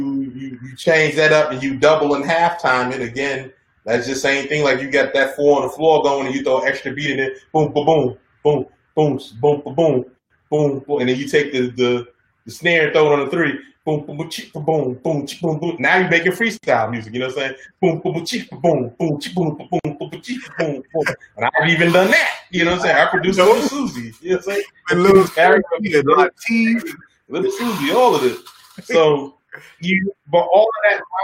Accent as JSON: {"language": "English", "town": "New York City", "region": "New York", "country": "United States", "tie": "born or raised there", "said": "I grew up in Harlem"}